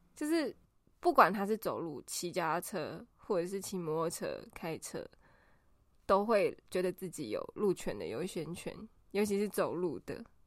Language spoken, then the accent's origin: Chinese; Taiwan; moved away as an adult; also born or lived in Australia; 我刚从澳洲回来的时候超级没有办法接受台湾的交通